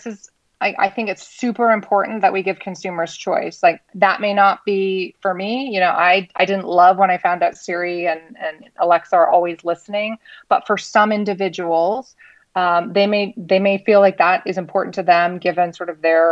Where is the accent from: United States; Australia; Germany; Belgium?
United States; I can say this as an American